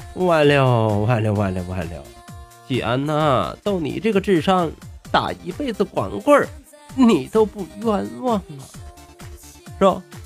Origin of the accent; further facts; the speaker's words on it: Tangshan, Hebei, China; accent: Tangshan dialect; 感谢您收听今天的唐山话讲段子